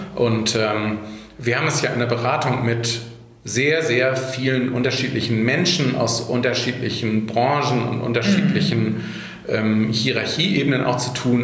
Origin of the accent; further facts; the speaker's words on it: Hamburg, Germany; now in Ahrensburg, Germany; ich bin in Hamburg geboren, äh, bin kein waschechter Hamburger, weil meine Eltern nicht aus Hamburg sind, aber mhm. ich habe äh, die meisten Jahre meines Lebens ähm, in Hamburg verbracht